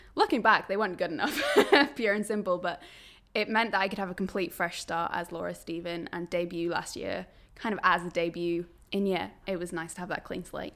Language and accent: English; Berwick-upon-Tweed, North East England, United Kingdom; moved away as an adult; also born or lived in Newcastle; I grew up in Berwick upon Tweed, which is pretty much as northern as you can get while still being in England